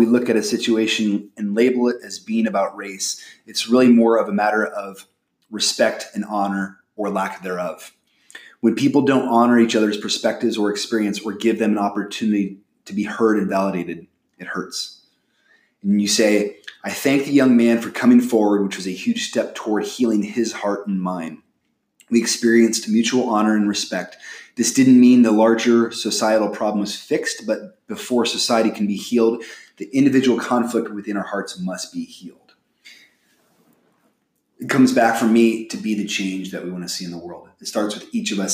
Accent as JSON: {"language": "English", "region": "Midwest", "country": "United States", "said": "I'm from the Midwest"}